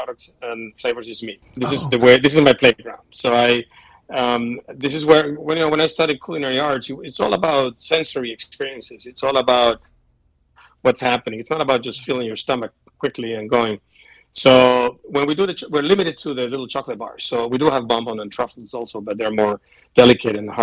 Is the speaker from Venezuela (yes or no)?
yes; Venezuela; now in United States; I'm from Venezuela